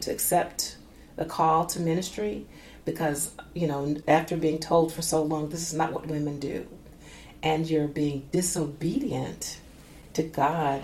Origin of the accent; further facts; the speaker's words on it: Minneapolis, Minnesota, United States; also born or lived in Dallas, Texas; I grew up mostly in North Minneapolis.